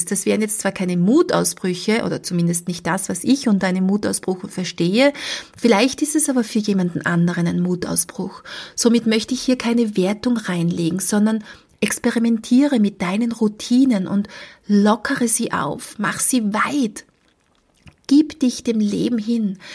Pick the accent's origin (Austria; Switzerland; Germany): Austria; ich bin in Österreich zu Hause. Das sind ganz normale Höhen bei uns in Österreich